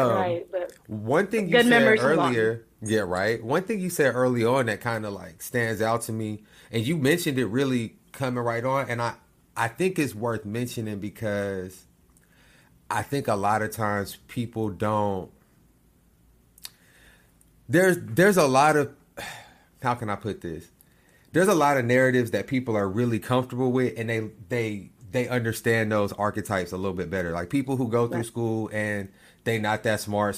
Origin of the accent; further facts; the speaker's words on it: Lawton, Oklahoma, United States; I'm from Lawton.